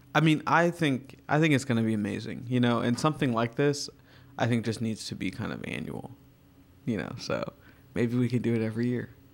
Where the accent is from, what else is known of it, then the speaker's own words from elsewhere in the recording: Virginia, United States; now in New York, United States; I grew up in Virginia